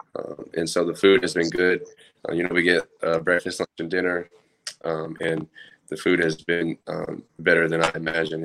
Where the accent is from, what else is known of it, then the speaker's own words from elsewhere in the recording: Oklahoma City, Oklahoma, United States; moved away as an adult; now in Lincoln, United States; I'm from Oklahoma City